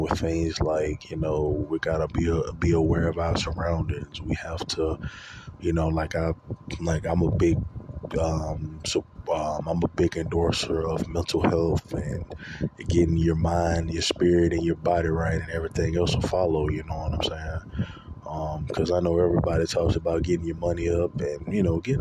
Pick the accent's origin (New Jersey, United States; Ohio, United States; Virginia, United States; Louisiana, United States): Louisiana, United States; moved away as an adult; now in Texas, United States; I'm originally from Louisiana. I currently live in Texas. I left. Uh, I left March of 2018.